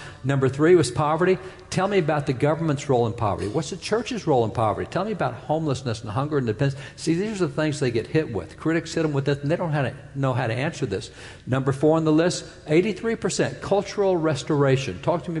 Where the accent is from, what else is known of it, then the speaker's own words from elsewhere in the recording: Texas, United States; I'm a cowboy from Texas. We got the horses and the cows and everything that goes with.